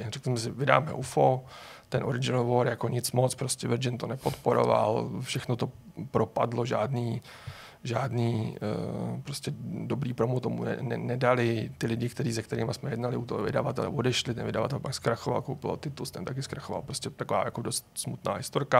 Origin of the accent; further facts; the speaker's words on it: Prague, Czechia; jsem Pražák